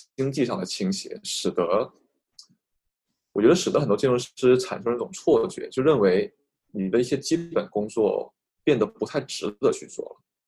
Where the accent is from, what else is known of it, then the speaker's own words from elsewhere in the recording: Guangzhou, Guangdong, China; 作为一个广州人